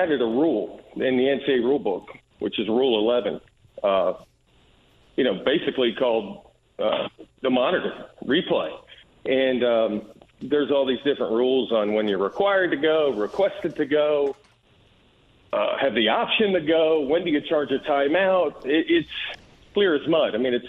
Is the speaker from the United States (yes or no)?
yes; New Jersey, United States; born there; also born or lived in Georgia; now in Indianapolis, United States; Lived in Georgia, born in New Jersey.